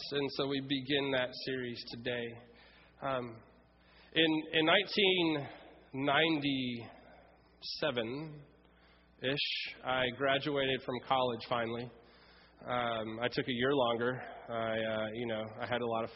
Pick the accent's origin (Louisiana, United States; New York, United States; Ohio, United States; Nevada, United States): Louisiana, United States; Ruston; moved away as an adult; also born or lived in Fort Worth, Texas / San Antonio, Texas; I grew up in the Episcopal Church, and I've been baptized as a baby and went through confirmation in Ruston, Louisiana at Redeemer Episcopal Church